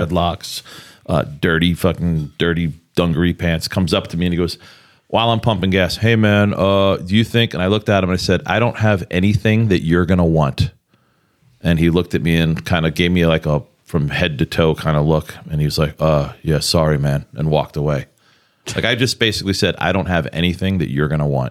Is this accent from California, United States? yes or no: no; New York City, New York, United States; moved away; also born or lived in Pittsburgh; growing up in New York, in New York City